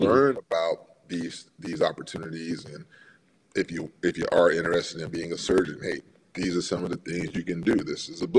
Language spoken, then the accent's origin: English; Miami, Florida, United States; also born or lived in New Jersey; I grew up in Miami. I spent all my formative years there, elementary school and high school